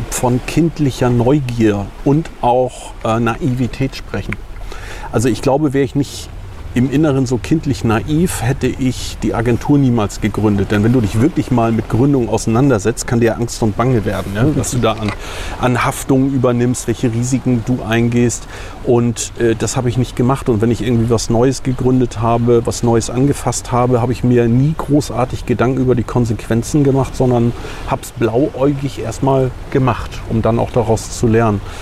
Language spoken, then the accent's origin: German; Puttgarden, Schleswig-Holstein, Germany; Äh, ich bin im Nachbarort groß geworden, in Puttgarden, äh, bin auf Fehmarn geboren und bin schon damals mit meinen Kumpels und Freunden immer mit dem Hollandrad hergefahren.